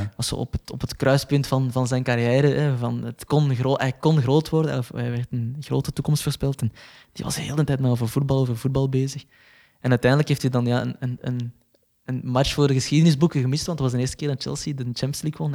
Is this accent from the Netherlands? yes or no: no; Belgium; als Belg